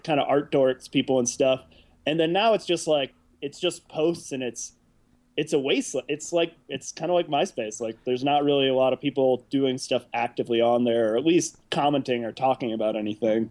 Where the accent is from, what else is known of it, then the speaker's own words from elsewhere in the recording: South Bend, Indiana, United States; also born or lived in Chicago, Illinois; now in Oakland, United States; I was born in Chicago, and uh, I grew up in this little town called South Bend, Indiana. And uh, I was there for a long time